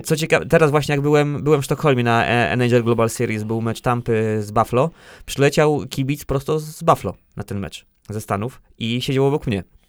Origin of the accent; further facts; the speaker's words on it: Lisewo Malborskie, Pomeranian Voivodeship, Poland; moved away as an adult; now in Bydgoszcz, Poland; tam pochodzę, pochodzę właśnie z Lisewa Malborskiego